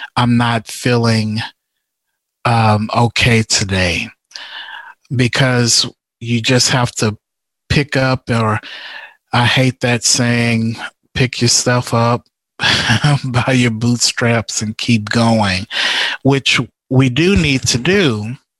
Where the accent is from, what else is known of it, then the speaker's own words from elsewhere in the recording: Houston, Texas, United States; I'm originally from from Houston